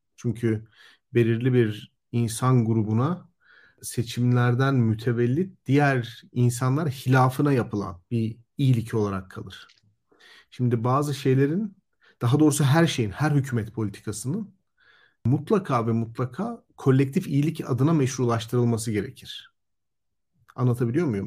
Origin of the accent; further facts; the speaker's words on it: Elazığ, Elazığ Province, Turkey; moved away; ben mesela Elazığ'da doğdum, büyüdüm.